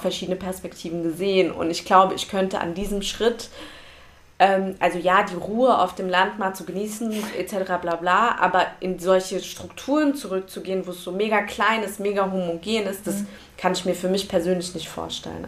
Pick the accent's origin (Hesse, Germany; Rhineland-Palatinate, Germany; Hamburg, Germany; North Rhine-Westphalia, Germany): Hesse, Germany; Frankfurt; ich bin hier geboren